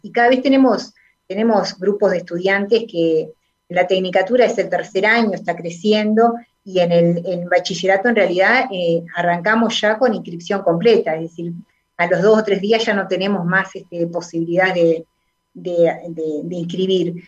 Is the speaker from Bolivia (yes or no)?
no; Sauce, Canelones, Uruguay; nací en Sauce